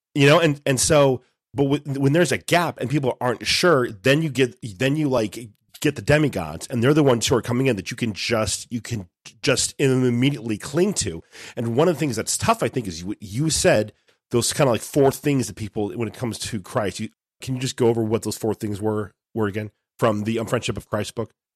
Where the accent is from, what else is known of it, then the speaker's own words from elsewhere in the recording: United States; as American Catholics